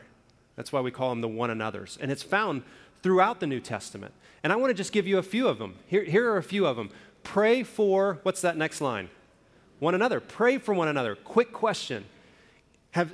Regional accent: Alabama, United States; also born or lived in Indiana / Oklahoma; now in Arizona, United States; I've lived in a few different places around the country. I grew up in Alabama. I lived in Indiana, then I moved to Oklahoma, and now out in Arizona.

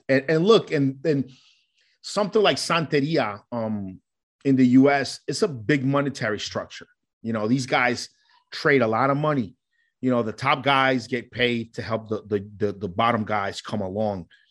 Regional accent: New York, United States; also born or lived in Colombia; Growing up in New York, there's a huge Puerto Rican community

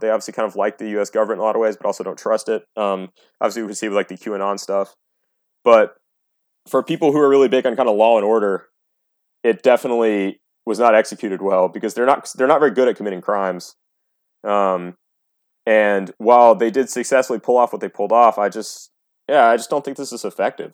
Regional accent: United States; as an American

